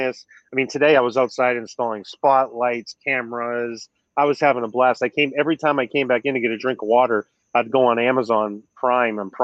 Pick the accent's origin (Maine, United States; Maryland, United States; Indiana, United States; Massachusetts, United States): Maine, United States; moved away; where I grew up in Maine, I have train tracks there too